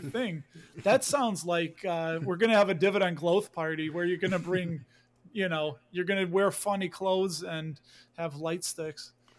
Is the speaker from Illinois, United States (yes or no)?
yes; Chicago, Illinois, United States; I grew up in Chicago. I lived here my whole life. You can hear a little bit of the accent